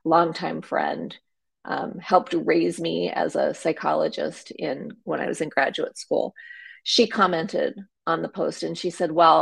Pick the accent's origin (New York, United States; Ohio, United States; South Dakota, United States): South Dakota, United States; moved away as an adult; also born or lived in Nebraska; I grew up in a very small town in rural South Dakota